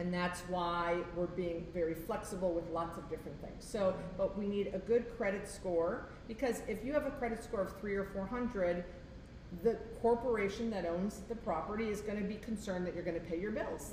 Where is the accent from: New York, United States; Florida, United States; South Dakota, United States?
Florida, United States; Fort Lauderdale; I'm from Fort Lauderdale.